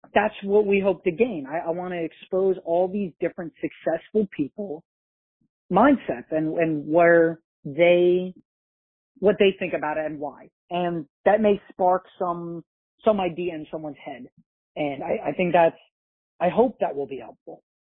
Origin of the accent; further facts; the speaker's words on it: about an hour north of New York City, United States; I grew up in New York, about an hour north of New York City